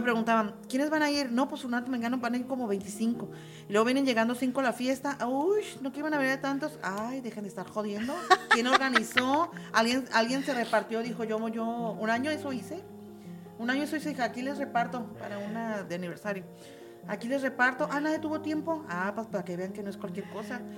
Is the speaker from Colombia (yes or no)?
no; Tijuana, Baja California, Mexico; como buenos tijuanenses